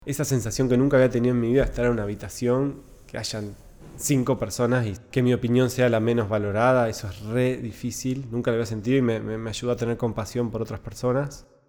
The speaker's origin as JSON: {"language": "Spanish", "town": "Concepción del Uruguay", "region": "Entre Ríos", "country": "Argentina", "tie": "born or raised there", "said": "yo crecí en Entre Ríos, en Concepción del Uruguay"}